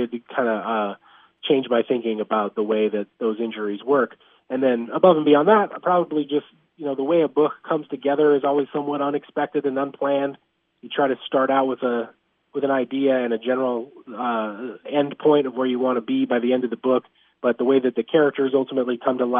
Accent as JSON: {"language": "English", "region": "Montana", "country": "United States", "tie": "born or raised there", "said": "I grew up in Montana"}